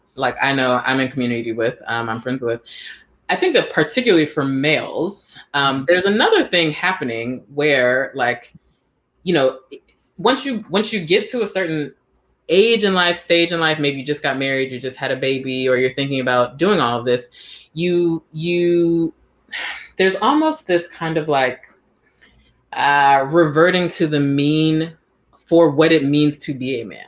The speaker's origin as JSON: {"language": "English", "town": "Washington", "region": "District of Columbia", "country": "United States", "tie": "born or raised there", "also_born_or_lived": "Silver Spring, Maryland / Atlanta, Georgia / San Francisco, California", "moved": "as an adult", "lives_now": "California, United States", "said": "I grew up in Northeast until we moved to the suburbs. We moved to Silver Spring"}